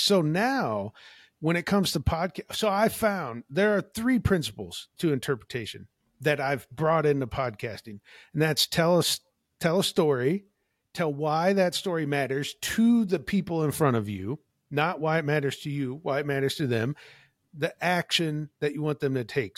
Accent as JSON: {"language": "English", "region": "Illinois", "country": "United States", "moved": "as an adult", "lives_now": "Washington State, United States", "said": "I currently live in Washington State, not too far from Olympic National Park, but I am from Illinois"}